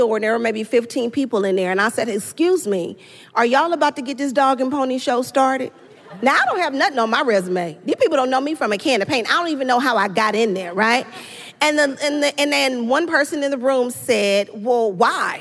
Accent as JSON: {"language": "English", "town": "Los Angeles", "region": "California", "country": "United States", "said": "I'm from South Central"}